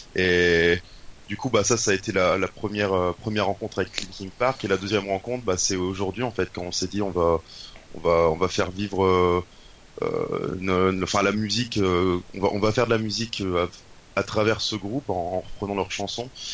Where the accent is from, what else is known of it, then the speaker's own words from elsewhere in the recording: Douai, Hauts-de-France, France; je viens du nord de la France, donc dans le nord Pas-de-Calais ou les Hauts-de-France comme tu préfères, euh, à Douai exactement.